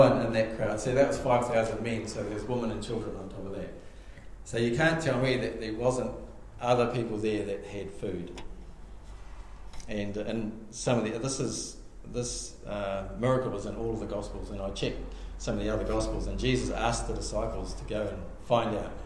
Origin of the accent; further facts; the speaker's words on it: Australia; I grew up in Narrawhia